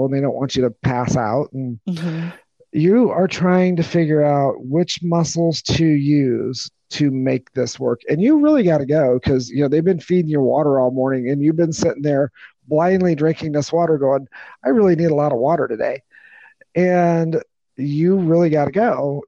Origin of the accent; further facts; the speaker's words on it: Peoria County, Illinois, United States; I grew up in Peoria County, Illinois